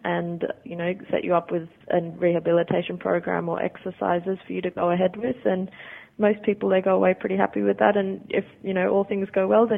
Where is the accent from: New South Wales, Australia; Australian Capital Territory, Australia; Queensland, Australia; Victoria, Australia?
New South Wales, Australia; Sydney; now in England, United Kingdom; That's correct, yeah. Born and bred in Australia, yep.